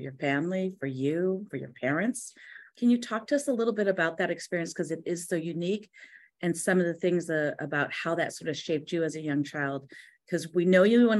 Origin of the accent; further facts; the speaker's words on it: California, United States; moved away; also born or lived in Midwest; I grew up in California and moved to the Midwest